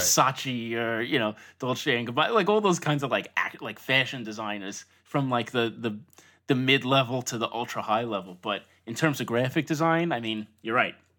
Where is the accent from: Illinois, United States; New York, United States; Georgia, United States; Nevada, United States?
New York, United States; Long Island; also born or lived in Brooklyn; I grew up in Long Island, not too far from Manhattan in general